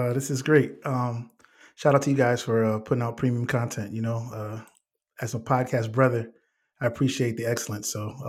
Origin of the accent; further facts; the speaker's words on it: Bridgeport, Connecticut, United States; moved away as an adult; now in Atlanta, United States; I am from Bridgeport, Connecticut, born and raised.